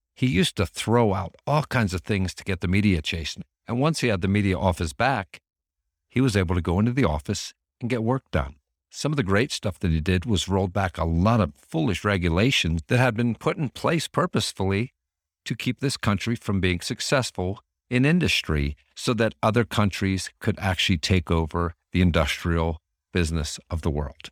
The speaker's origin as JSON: {"language": "English", "region": "Northeast", "country": "United States", "tie": "born or raised there", "said": "growing up in the Northeast"}